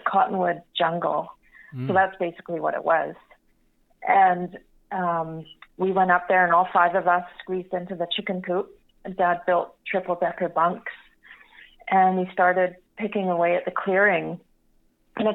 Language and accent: English; Vancouver, British Columbia, Canada; now in Pemberton, Canada; we were growing up in Vancouver